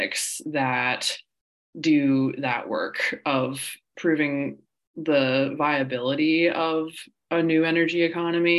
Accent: West Virginia, United States; as someone born and raised in West Virginia

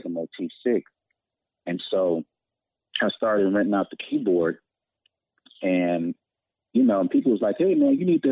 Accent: Detroit, Michigan, United States; I was born in Detroit, Michigan. Been here ever since

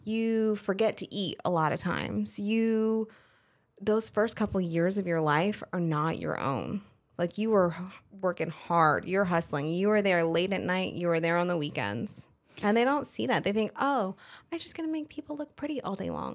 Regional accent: Colorado, United States; moved away as an adult; also born or lived in Fayetteville, North Carolina; now in North Carolina, United States; I was originally born and raised in Colorado, a very small ranching community

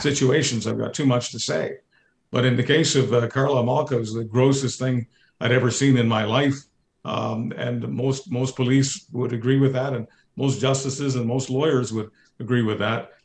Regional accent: Canada; I'm a Canadian.

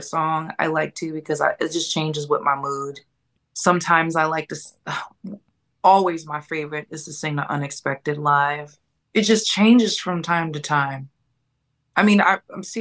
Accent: Peoria, Illinois, United States; growing up in Peoria

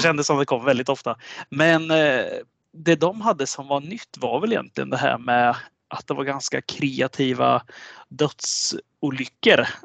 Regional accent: Sweden; vi svenskar

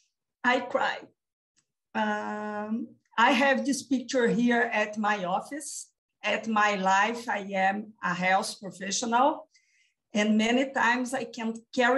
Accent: Brazil; I live and I am from Brazil.

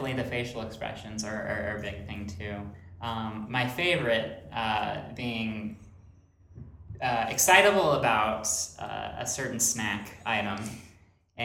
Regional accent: Phoenix, Arizona, United States; I'm from Phoenix

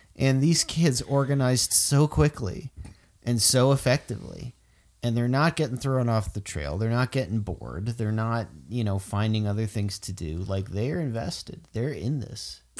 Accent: Florida, United States; I'm from Florida

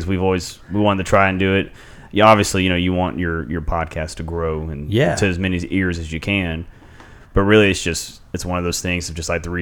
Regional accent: Ragley, Louisiana, United States; growing up in Ragley, we lived out in the middle of a field.

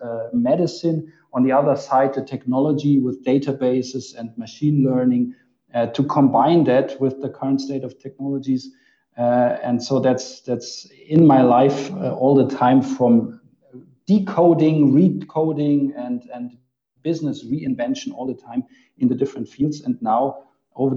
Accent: Munich, Bavaria, Germany; I'm originally from Munich

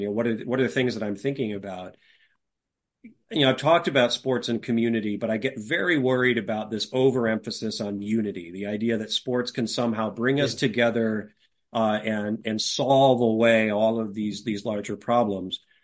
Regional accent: California, United States; also born or lived in Sacramento / Ukiah; I grew up mostly in California, and uh, my folks were from Chicago

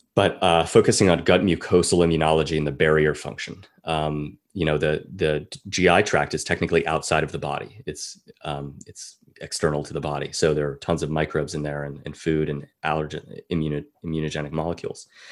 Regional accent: California, United States; being a Californian myself

